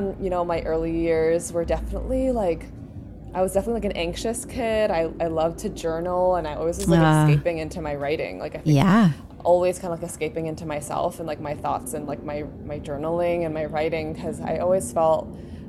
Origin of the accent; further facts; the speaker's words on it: New York City, New York, United States; I grew up in New York City in the West Village